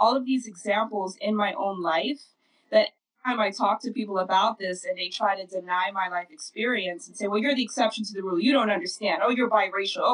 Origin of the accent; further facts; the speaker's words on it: Netherlands; moved away; growing up in Holland, going to school